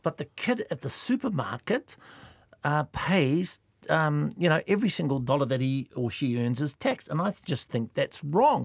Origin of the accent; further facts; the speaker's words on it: Kawerau, Bay of Plenty, New Zealand; I'm from Kawerau